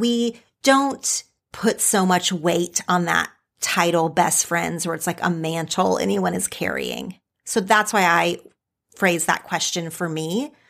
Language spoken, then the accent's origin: English; Oklahoma, United States; now in California, United States; my childhood friends from growing up in Oklahoma